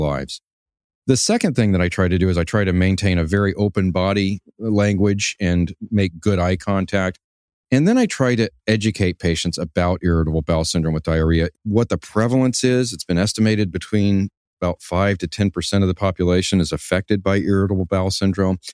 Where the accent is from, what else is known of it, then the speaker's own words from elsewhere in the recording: Houston, Texas, United States; I was born and raised in Houston, Texas